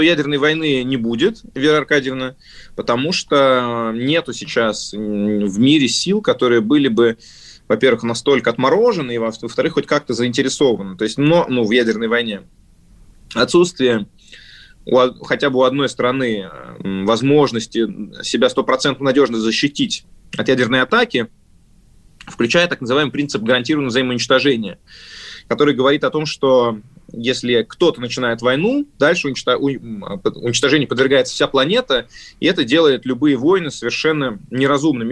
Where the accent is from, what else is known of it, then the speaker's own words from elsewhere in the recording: Moscow, Russia; moved away; also born or lived in Kostroma Oblast / Germany / Spain; я москвич, родился в Москве, мама у меня из Костромской области